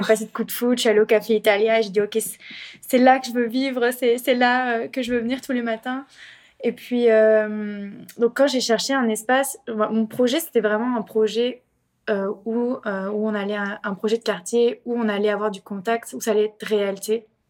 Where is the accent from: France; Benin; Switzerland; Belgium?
France; moved away as an adult; now in Montreal, Canada; Je viens en effet de France, une Française euh, à Montréal